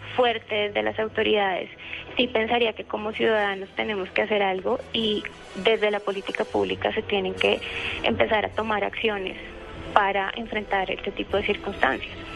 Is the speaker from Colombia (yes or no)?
yes; Colombia